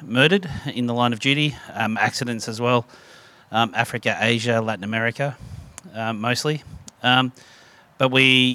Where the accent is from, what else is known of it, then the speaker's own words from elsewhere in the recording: Melbourne, Victoria, Australia; now in Mornington Peninsula, Australia; I was raised in Melbourne